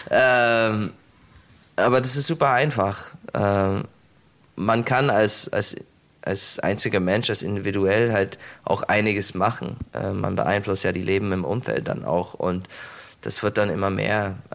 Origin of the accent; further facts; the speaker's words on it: United States; Ähm, ich komme aus den USA, ich habe mein ganzes Leben lang Steak und, und Kartoffeln gegessen.